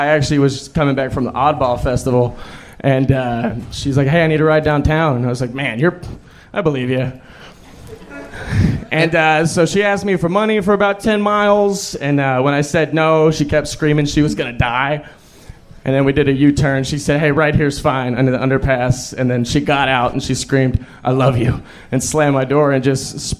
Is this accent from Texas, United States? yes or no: yes; Austin, Texas, United States; I was born here.